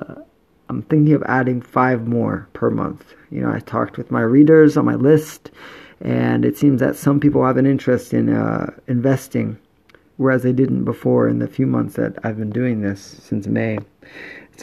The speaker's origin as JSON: {"language": "English", "country": "Jamaica", "moved": "yes", "lives_now": "Itoshima, Japan", "said": "I'm Jamaican"}